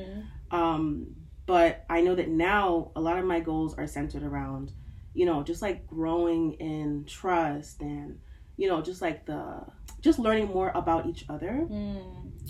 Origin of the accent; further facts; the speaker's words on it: United States; also born or lived in Nigeria; even though I grew up here